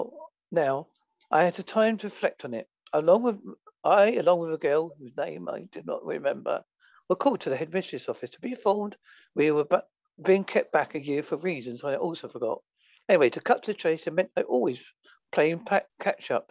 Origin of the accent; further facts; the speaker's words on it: Essex, East of England, United Kingdom; moved away as an adult; now in Holsworthy, United Kingdom; I was born on Sunday, 13th of May, 1962